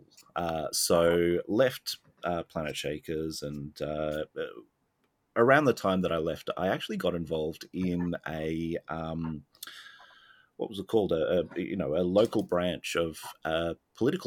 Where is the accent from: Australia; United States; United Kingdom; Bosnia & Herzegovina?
Australia; Melbourne, Victoria; also born or lived in Sydney; I lived in Sydney instead of my home state of Victoria, or hometown of Melbourne